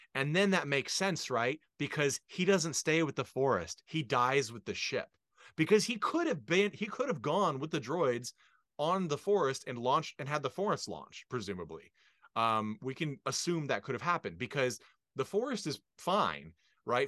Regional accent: United States; as an American

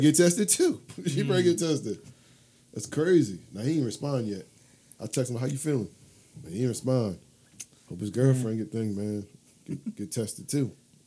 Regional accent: Middletown, Delaware, United States; I grew up in the sticks. I grew up in Middletown.

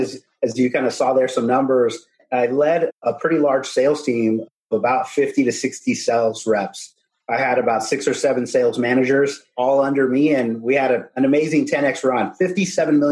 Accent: Corpus Christi, Texas, United States; also born or lived in San Antonio, Texas; I'm from Corpus Christi, Texas. Originally, I grew up there and moved after high school to San Antonio, Texas

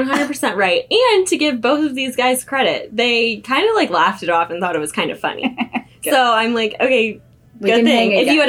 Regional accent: Manchester, United States; born or raised there; now in Kansas City, United States

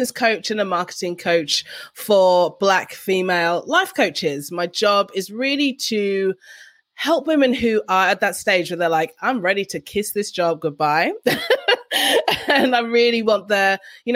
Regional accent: London, United Kingdom; moved away as an adult; now in Canberra, Australia; I'm originally from London and I live in Canberra, Australia.

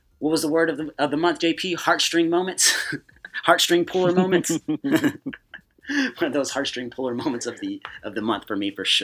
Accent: Oklahoma City, Oklahoma, United States; we're Southside kids from Oklahoma City

